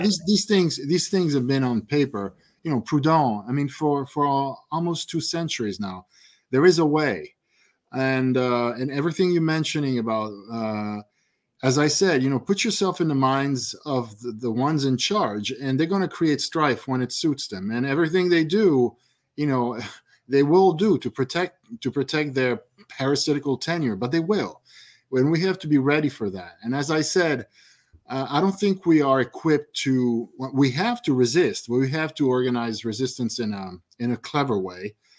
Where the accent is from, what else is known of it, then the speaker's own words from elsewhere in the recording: United States; moved away as an adult; now in Italy; I was born in the States and lived there for twenty-five years, but I'm Italian anyway